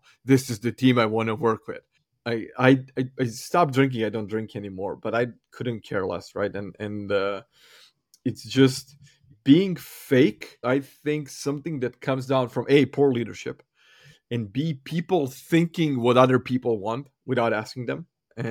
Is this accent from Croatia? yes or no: yes; Croatia; because I come from Croatian coffee culture, I would grab my team and take them out for coffee.